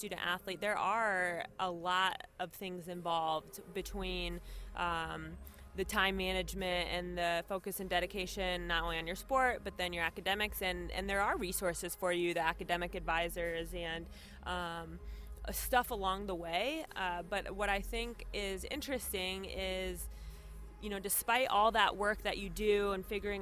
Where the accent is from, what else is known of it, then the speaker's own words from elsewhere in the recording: Sioux City, Iowa, United States; also born or lived in Israel; I am originally from Sioux City, Iowa. Went to Sioux City North High School